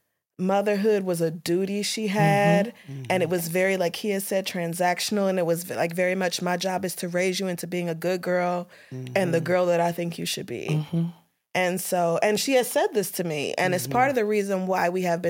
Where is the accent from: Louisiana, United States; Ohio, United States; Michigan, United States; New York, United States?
Louisiana, United States; moved away; I was born in Louisiana and I grew up there first.